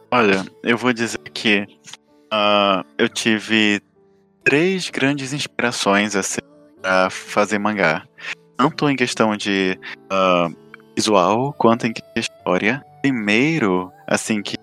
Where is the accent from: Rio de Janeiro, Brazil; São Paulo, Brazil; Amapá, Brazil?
Amapá, Brazil; eu nasci lá no Mapá, lá no norte.